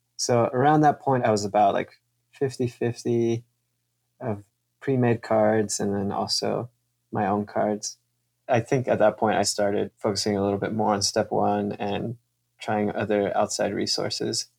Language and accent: English; Kansas City, United States; also born or lived in California / Mexico; I'm from California, but I grew up in Kansas City. My family is from Mexico